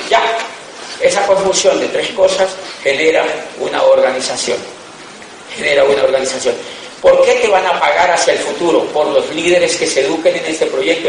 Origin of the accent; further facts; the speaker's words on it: Colombia; also born or lived in Europe; Somos de Colombia